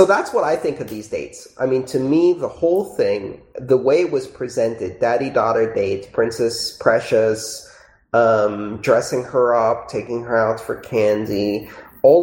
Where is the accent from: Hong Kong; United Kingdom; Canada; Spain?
United Kingdom; I'm British